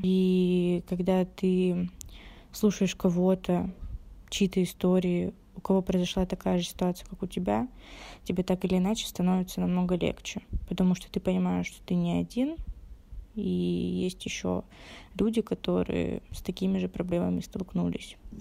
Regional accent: Rostov-on-Don, Rostov Oblast, Russia; мне 19 лет, я из Ростова-на-Дону

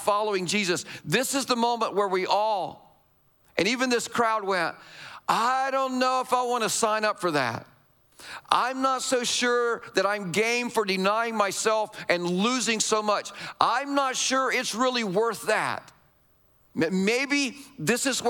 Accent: United States; us as American Christians

